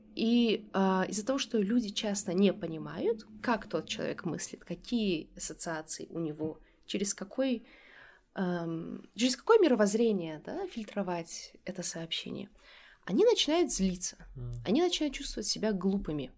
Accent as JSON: {"language": "Russian", "town": "Dushanbe", "country": "Tajikistan", "tie": "born or raised there", "also_born_or_lived": "United States / Europe", "moved": "as an adult", "said": "Я родилась и выросла в Душанбе"}